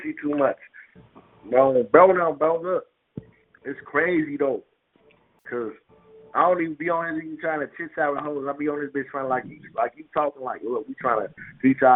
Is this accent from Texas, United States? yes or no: no; Chicago, Illinois, United States; I'm from Chicago